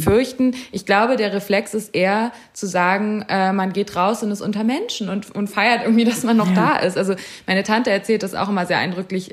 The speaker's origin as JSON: {"language": "German", "country": "Germany", "tie": "born or raised there", "said": "ich bin in Deutschland geboren"}